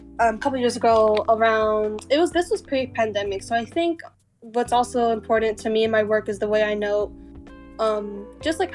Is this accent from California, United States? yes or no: no; El Paso, Texas, United States; moved away as an adult; now in Austin, United States; I'm from El Paso and I feel like the desert influences who I am because, you know, that's where I'm from.